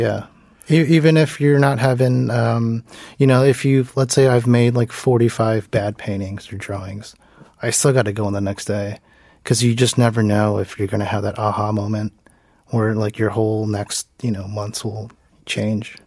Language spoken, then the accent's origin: English; United States; moved away as an adult; now in South Korea; in America, uh, as a Korean American, you know, I'm not American, uh, visually